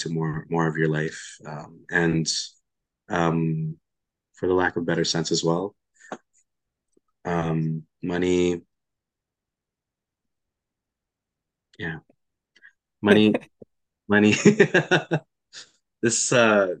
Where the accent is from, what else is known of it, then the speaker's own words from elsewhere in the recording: Philippines; moved away; a guy growing up in Philippines